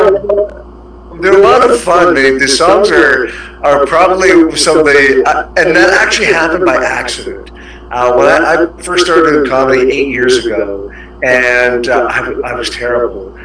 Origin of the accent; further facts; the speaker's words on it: Canada; moved away as an adult; now in Singapore; I'm a Canadian, so I've been here actually 14 years next month.